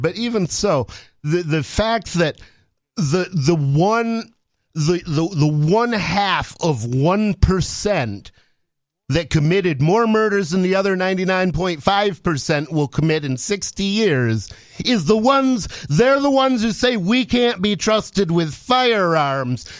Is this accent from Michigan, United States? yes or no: yes; Ann Arbor, Michigan, United States; I grew up in Ann Arbor, Michigan